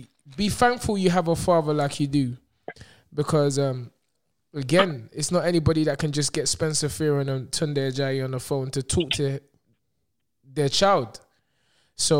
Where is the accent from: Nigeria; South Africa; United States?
Nigeria; I have a Nigerian parent. I'm Nigerian